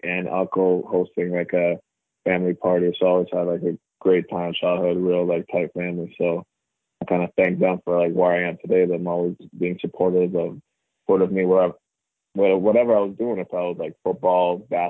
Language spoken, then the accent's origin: English; Cambridge, Ontario, Canada; also born or lived in Toronto; born in Toronto, lived in Toronto for about 10 years before I made the move an hour west of Toronto to a place called Cambridge. So I grew up in Cambridge.